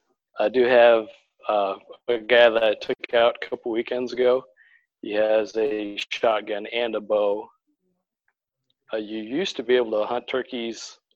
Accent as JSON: {"language": "English", "town": "Herrick", "region": "South Dakota", "country": "United States", "tie": "born or raised there", "said": "when I was growing up in Herrick, South Dakota, we raised turkeys"}